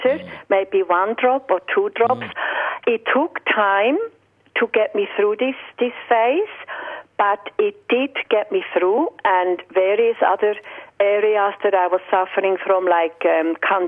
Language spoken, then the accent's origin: English; Switzerland; now in Australia; I'm from Switzerland originally